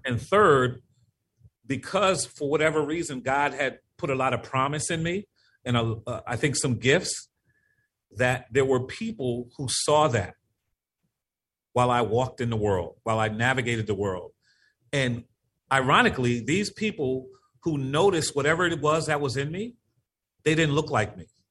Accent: Norwalk, Connecticut, United States; moved away as an adult; also born or lived in Bridgeport, Connecticut; now in New Haven, United States; I was born and raised in Norwalk, Connecticut. Uh, I live in New Haven, Connecticut now

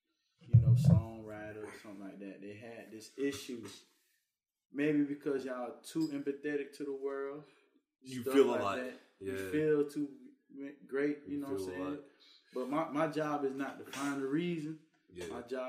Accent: Louisiana, United States; I'm from Louisiana and he from Philly, but I feel that our ancestors is put together

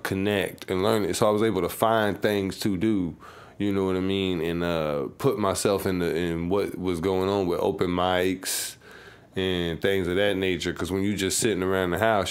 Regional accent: Savannah, Georgia, United States; You know, I was stuck on the South Side mainly. I didn't get to move around like that.

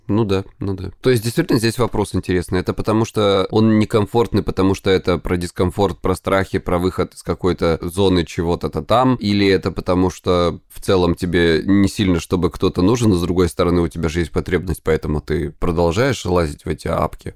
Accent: Krasnodar Krai, Russia; я из Кубани

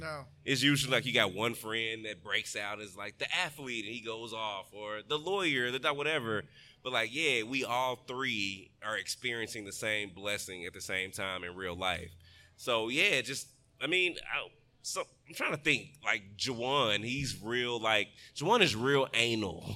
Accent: Texas, United States; I'm from Texas

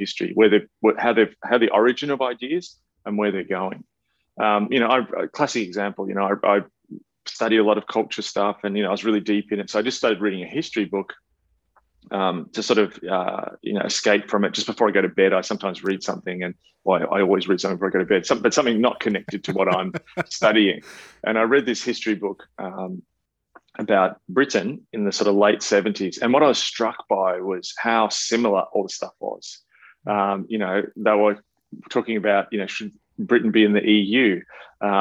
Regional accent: Australia; I'm an Australian

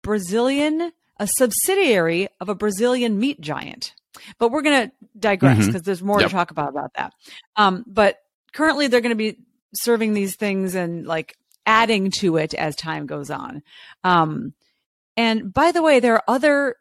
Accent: Chicago, Illinois, United States; I grew up in the Chicagoland area

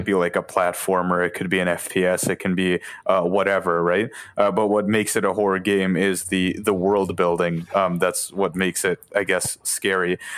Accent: Boston, Massachusetts, United States; I'm from Boston

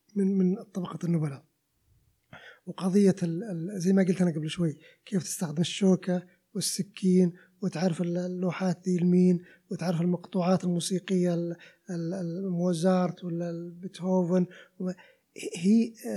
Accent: Riyadh, Riyadh Province, Saudi Arabia; عندنا بالرياض

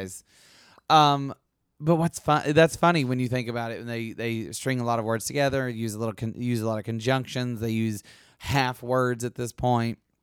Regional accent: Alabama, United States; I'm from Alabama

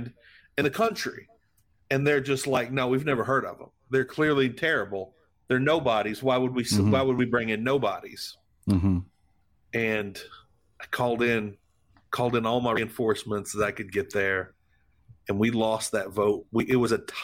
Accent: DeRidder, Louisiana, United States; moved away; also born or lived in Lake Charles, Louisiana; I grew up in DeRidder, Louisiana, which is just north of Lake Charles, Louisiana.

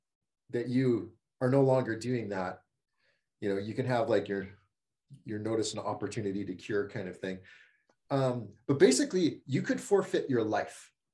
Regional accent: Canada; as being a Canadian.

